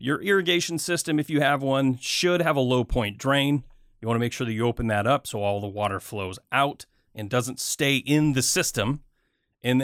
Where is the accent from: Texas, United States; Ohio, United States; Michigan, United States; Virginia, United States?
Michigan, United States; I grew up in Michigan.